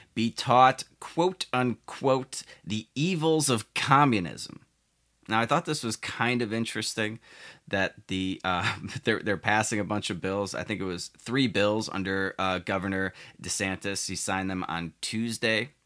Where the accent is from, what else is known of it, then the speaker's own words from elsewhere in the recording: Chicago, Illinois, United States; my home state of Illinois, more specifically Chicago